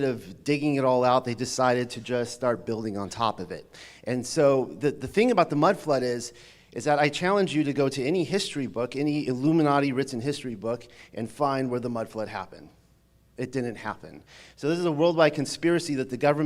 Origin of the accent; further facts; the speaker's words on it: Charleston, South Carolina, United States; my hometown at Charleston